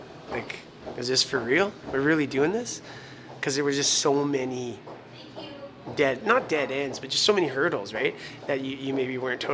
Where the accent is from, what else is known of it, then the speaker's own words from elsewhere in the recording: North Battleford, Saskatchewan, Canada; our family's all from here, and they still, the majority of them live here. So maybe it was something we were brought up into